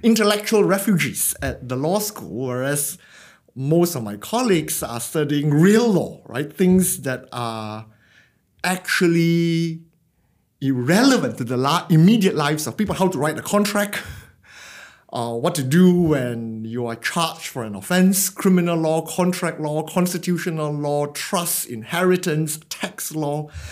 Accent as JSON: {"language": "English", "region": "Penang", "country": "Malaysia", "tie": "born or raised there", "moved": "as an adult", "lives_now": "Australia", "said": "I grew up in Penang, a tropical island in the northern region of Malaysia. So I did my schooling there."}